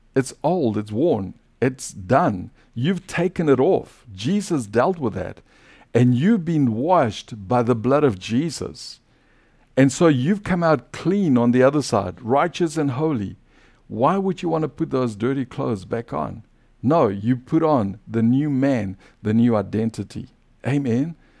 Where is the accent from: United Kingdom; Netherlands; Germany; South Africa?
South Africa; accent: South African; now in United States; my old identity as a South African